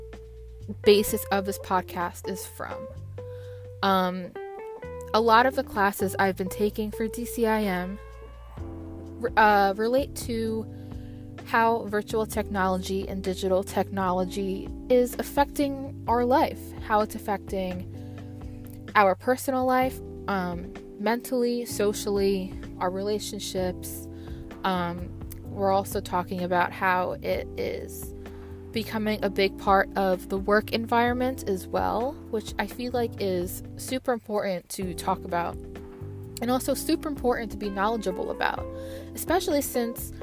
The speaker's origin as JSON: {"language": "English", "town": "Freehold", "region": "New Jersey", "country": "United States", "tie": "born or raised there", "said": "I'm from Freehold, New Jersey in Monmouth County, and I've been here all my life"}